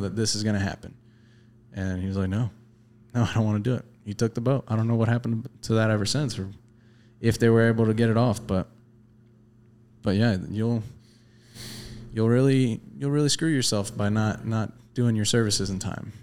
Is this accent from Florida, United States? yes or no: yes; the Florida Keys, United States; I grew up in the Keys.